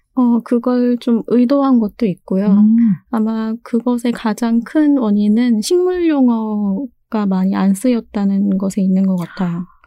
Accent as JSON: {"language": "Korean", "region": "Seoul", "country": "South Korea", "tie": "born or raised there", "said": "저는 서울에서 태어났고요."}